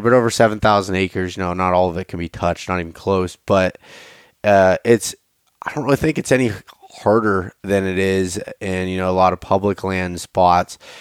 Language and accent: English; Pennsylvania, United States; I'm from Pennsylvania.